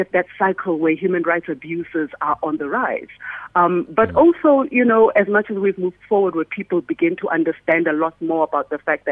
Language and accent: English; South Africa